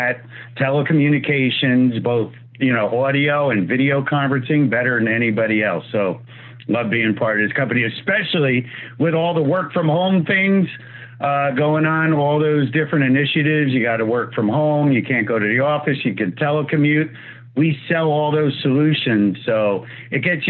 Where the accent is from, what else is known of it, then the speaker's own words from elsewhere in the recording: New Jersey, United States; accent: New York; I'm actually from Jersey